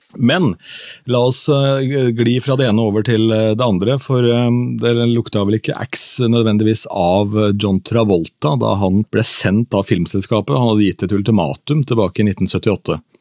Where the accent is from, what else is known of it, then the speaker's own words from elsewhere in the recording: Askim, Østfold, Norway; moved away; bowlinghallen hjemme i Askim